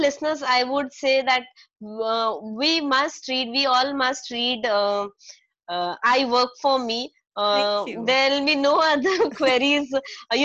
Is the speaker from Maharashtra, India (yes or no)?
no; Nainital, Uttarakhand, India; moved away; It is my hometown, Nainital